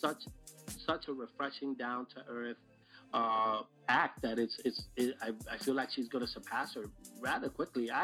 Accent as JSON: {"language": "English", "town": "New York City", "region": "New York", "country": "United States", "said": "I'm from Brooklyn."}